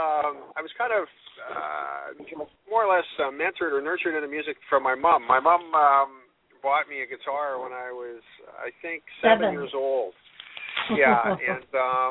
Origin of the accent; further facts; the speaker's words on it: Vancouver, British Columbia, Canada; also born or lived in Calgary / Whistler; I was born in Vancouver City.